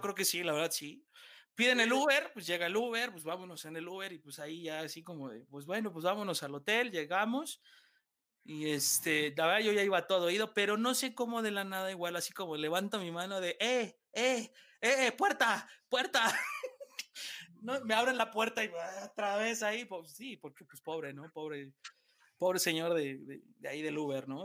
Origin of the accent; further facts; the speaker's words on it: Mexico City, Mexico; somos chilangos